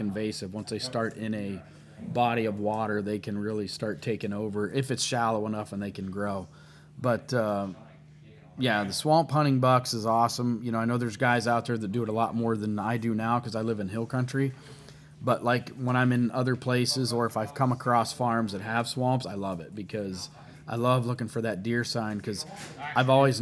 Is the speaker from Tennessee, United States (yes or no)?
no; Windham, Ohio, United States; where I grew up in Windham, Ohio, there was a lot of swamps and marsh